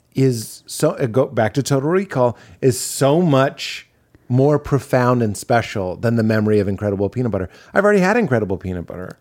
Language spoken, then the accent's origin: English; New England, United States; I'm from New England.